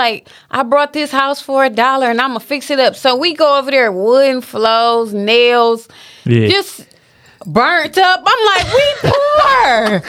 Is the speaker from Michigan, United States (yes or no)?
yes; Detroit, Michigan, United States; born or raised there